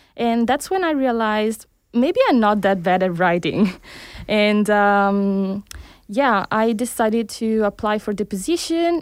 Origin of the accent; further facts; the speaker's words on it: Italy; moved away as an adult; also born or lived in Cuba; now in Barcelona, Spain; I was born in Cuba, but I grew up in Italy, where I conducted my studies